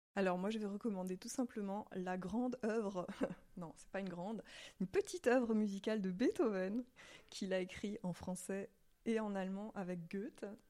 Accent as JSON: {"language": "French", "area": "Alsace", "region": "Grand Est", "country": "France", "moved": "as an adult", "lives_now": "Switzerland", "said": "je viens d'Alsace, donc euh, c'était pas totalement inconnu le dialecte. Je parle euh, l'alsacien"}